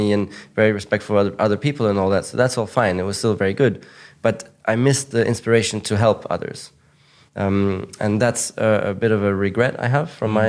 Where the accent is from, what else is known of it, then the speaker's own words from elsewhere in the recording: Monaco; English is a second language; I grew up in Monaco, which is one of the richest places in the world. And it's like a kind of rich cocoon, you know?